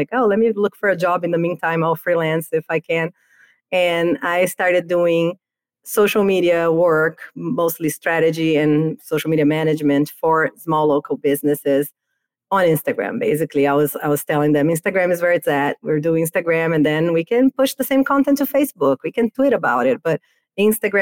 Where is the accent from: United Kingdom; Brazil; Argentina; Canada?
Brazil; moved away as an adult; now in United States; I moved to the US from Brazil, where I'm from, to work at Cartoon Network.